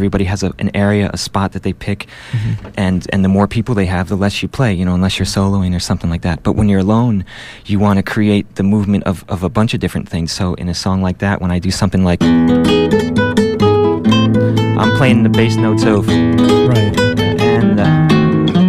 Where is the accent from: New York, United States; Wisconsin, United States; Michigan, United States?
New York, United States; Wappingers Falls; moved away; also born or lived in Manhattan, New York / Boston / Europe; I was born in Manhattan, and I moved when I was very young, and basically grew up and went to high school near Wappingers Falls, which is up near Poughkeepsie, about 70 miles up from Manhattan on the Hudson River